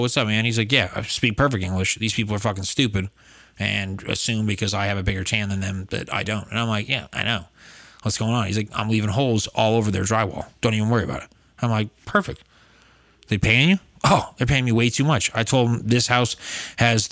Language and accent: English; Falmouth, Massachusetts, United States; moved away as an adult; also born or lived in California; now in Los Angeles, United States; I am from Falmouth, Massachusetts. I wasn't born there necessarily, but that's where I grew up and I was raised.